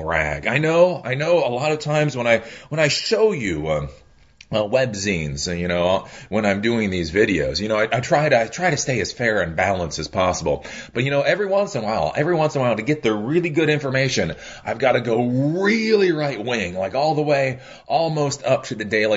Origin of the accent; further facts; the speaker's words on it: Maryland, United States; Maryland, my home state